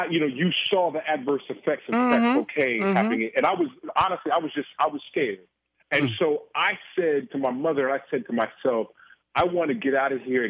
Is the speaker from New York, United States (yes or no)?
no; Oakland, California, United States; going to Boston University, being born and raised in Oakland, California